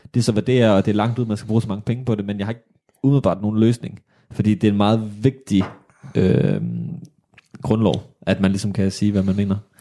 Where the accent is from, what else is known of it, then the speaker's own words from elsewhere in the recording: Odense, Southern Denmark, Denmark; vi er fra Odense